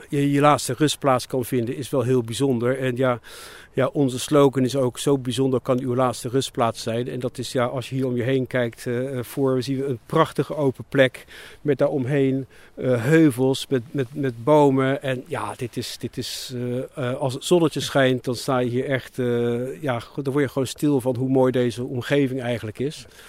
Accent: Rotterdam, South Holland, Netherlands; also born or lived in England; toen ik een jaar of zeven was teruggegaan naar Nederland en verder in Nederland opgegroeid. Maar, altijd in de omgeving Rotterdam

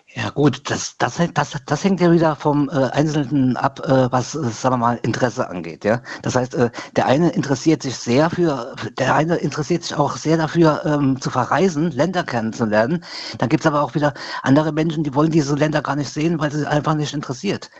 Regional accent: Bad Sobernheim, Rhineland-Palatinate, Germany; bei uns in Sobernheim

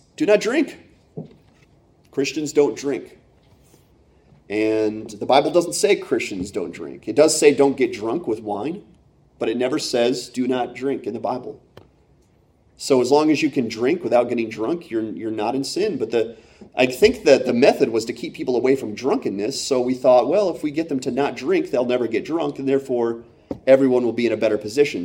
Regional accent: Pennsylvania, United States; also born or lived in Michigan / Iowa; when I was nine, we moved from Iowa to Pennsylvania, and, and I was a really big Michigan fan growing up in Penn State country

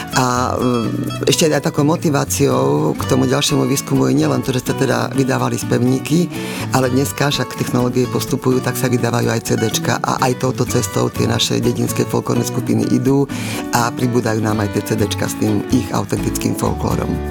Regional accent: Martin, Žilina Region, Slovakia; keď som rodáčka z Martina, tak mojou veľkou ambíciou samozrejme bolo vrátiť sa sem do Martina

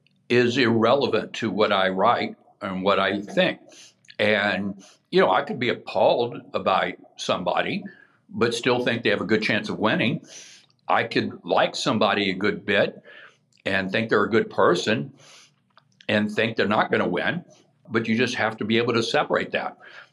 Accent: the South, United States; I grew up in the South.

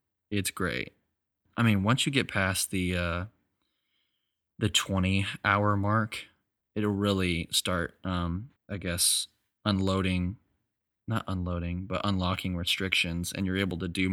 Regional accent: Texas, United States; I'm from Texas

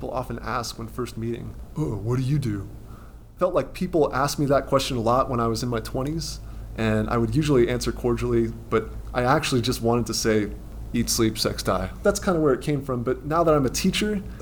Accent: Colorado Springs, Colorado, United States; I grew up in Colorado Springs, my parents were hippies.

